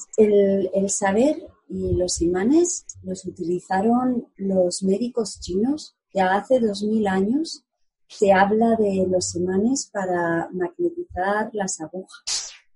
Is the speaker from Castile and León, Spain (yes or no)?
yes; Segovia, Castile and León, Spain; en Segovia, mi ciudad natal, lo llamamos tete